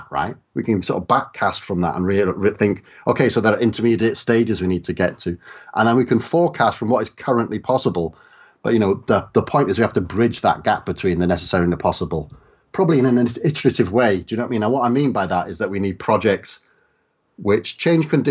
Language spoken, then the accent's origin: English; South Wales valleys, United Kingdom; I grew up in the South Wales valleys